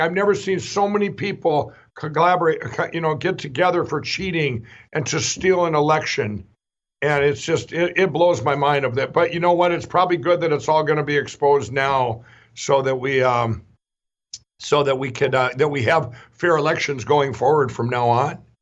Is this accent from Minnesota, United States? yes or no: yes; Minnesota, United States; My home state of Minnesota